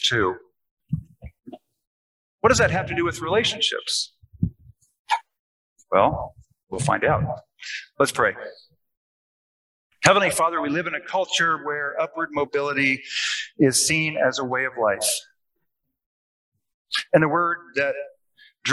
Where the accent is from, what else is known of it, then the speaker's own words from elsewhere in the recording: Seattle, Washington, United States; now in Arkansas, United States; I'm from Seattle